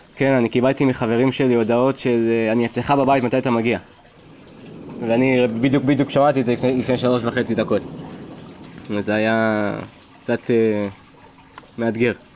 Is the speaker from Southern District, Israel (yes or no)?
yes; Beersheba, Southern District, Israel; אני באר שבעי במקור